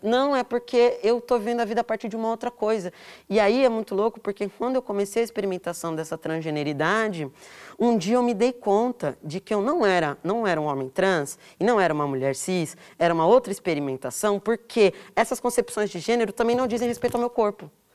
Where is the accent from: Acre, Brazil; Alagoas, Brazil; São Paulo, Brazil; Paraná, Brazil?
São Paulo, Brazil; Eu cresci em São Paulo, eu nasci aqui